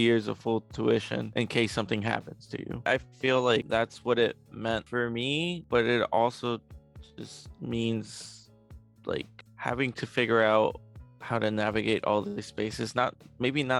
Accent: Chicago, Illinois, United States; also born or lived in Mexico City, Mexico; I have lived in Chicago for most of my life

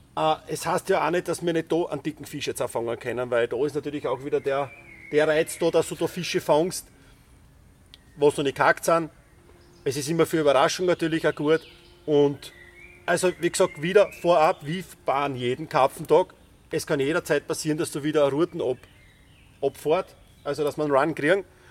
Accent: Styria, Austria

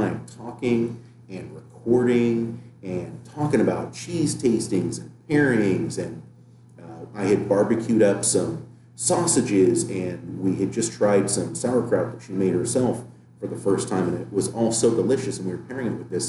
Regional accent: United States; We're American

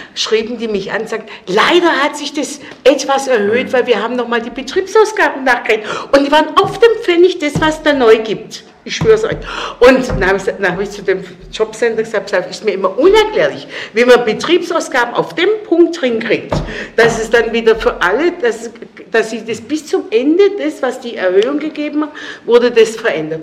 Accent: Stuttgart, Baden-Württemberg, Germany; also born or lived in Kreuzberg, Berlin; now in Berlin, Germany; wo ich herkomme aus Cannstatt

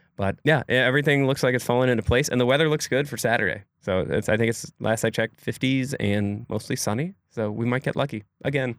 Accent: Egg Harbor, Wisconsin, United States; my hometown, Egg Harbor, Wisconsin

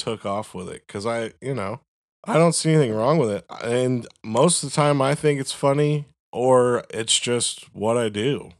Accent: Florida, United States; I thought the same thing when I moved there from fucking Florida.

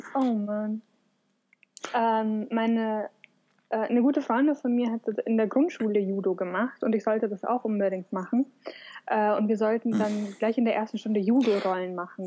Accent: Munich, Bavaria, Germany; moved away; also born or lived in Upper Palatinate; ich komme aus München.

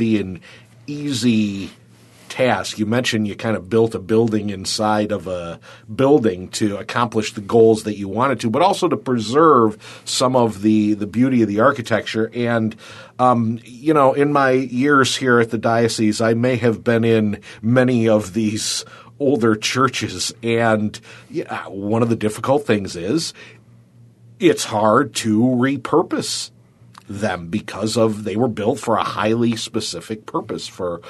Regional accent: Warsaw, New York, United States; I grew up in Warsaw, and, you know, I was just from Warsaw

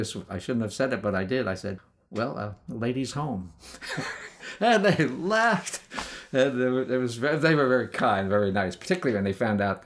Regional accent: New York City, New York, United States; when I was growing up in Brooklyn

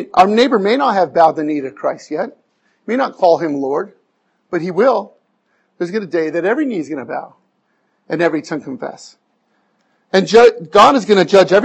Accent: Arizona, United States; moved away; I'm from Arizona

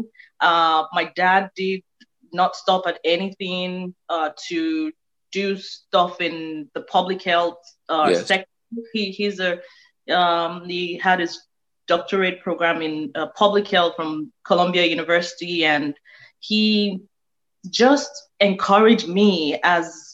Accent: Nigeria; moved away as an adult; now in Houston, United States; I was born and raised in Nigeria

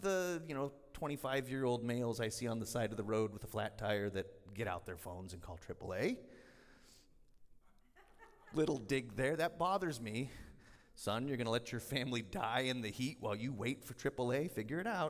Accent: United States; I'm an American

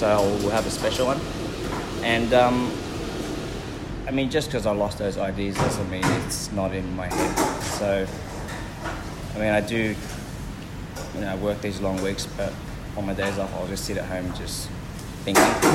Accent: Sydney, New South Wales, Australia; I grew up in Sydney. I was born in Australia

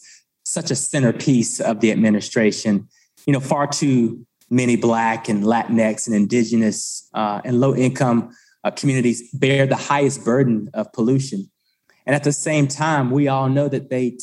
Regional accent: Eastern North Carolina, United States; I grew up in Eastern North Carolina

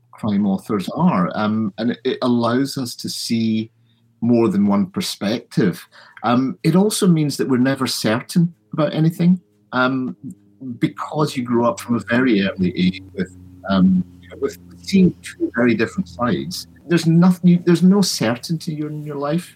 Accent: Glasgow, Scotland, United Kingdom; also born or lived in London; my parents moved to Scotland when I was about two or three.

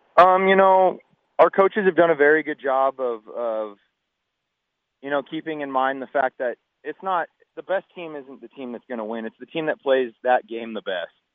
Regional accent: Pacific Northwest, United States; I grew up a Mariners guy just because I'm from the Northwest here

